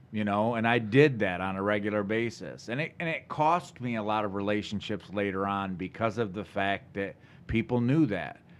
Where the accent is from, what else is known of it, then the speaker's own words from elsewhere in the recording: Lansing, Michigan, United States; also born or lived in Charlotte, Michigan / Potterville, Michigan / Vermontville, Michigan; I grew up all around the Lansing area